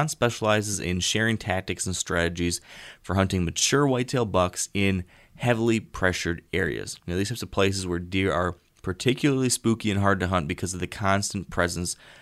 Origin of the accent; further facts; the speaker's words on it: Michigan, United States; my home state of Michigan